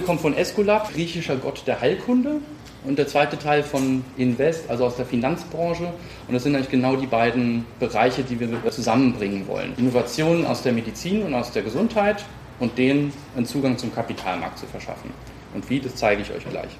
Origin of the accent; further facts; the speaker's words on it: Kronberg im Taunus, Hesse, Germany; also born or lived in Marburg / Paris; Ich bin äh, ursprünglich aus dem Raum Frankfurt, bin in Kronberg groß geworden, zur Schule gegangen